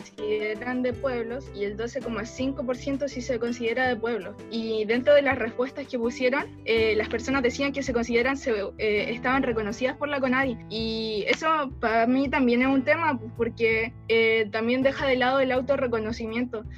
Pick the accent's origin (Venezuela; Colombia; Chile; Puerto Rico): Chile; Quilpué, Valparaíso; yo nací acá en Quilpue